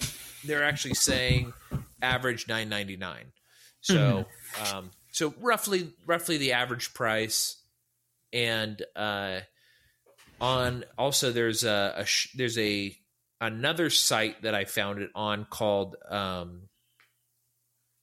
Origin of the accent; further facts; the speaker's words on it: California, United States; I'm from California